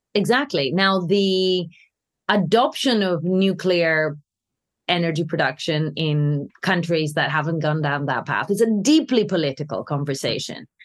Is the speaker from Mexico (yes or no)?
no; Greece; now in London, United Kingdom; When I was growing up in Greece